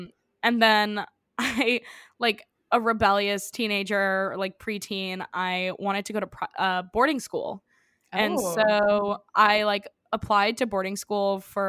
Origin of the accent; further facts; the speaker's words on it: New York City, New York, United States; I grew up in New York City, and I went to public school from basically preschool till the end of ninth grade.